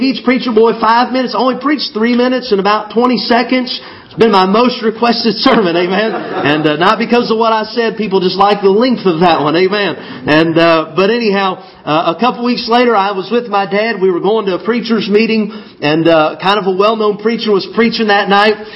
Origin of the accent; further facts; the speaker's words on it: Arkansas, United States; also born or lived in Illinois; I was born in Illinois, but we moved to Arkansas when I was about 8 years old